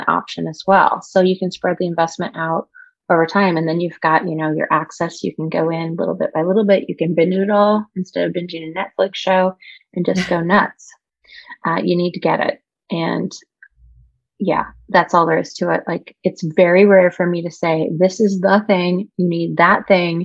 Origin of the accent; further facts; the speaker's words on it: Indianapolis, Indiana, United States; now in Portland, United States; I'm from Indianapolis originally